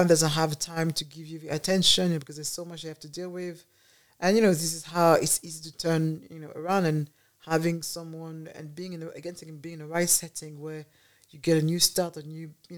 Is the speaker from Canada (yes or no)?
no; Paris, Île-de-France, France; now in United Kingdom; I was born in Paris